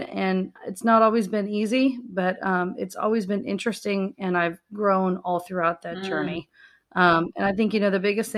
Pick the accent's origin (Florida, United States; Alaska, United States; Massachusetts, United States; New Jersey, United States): Florida, United States; Tampa; also born or lived in Michigan; I grew up in the Tampa Bay area